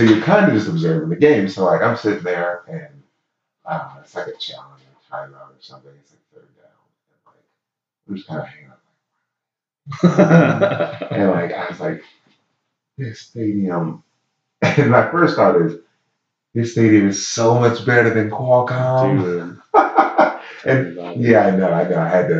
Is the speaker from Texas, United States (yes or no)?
no; Baltimore, Maryland, United States; So when I was in San Diego, they obviously knew I'm from Baltimore.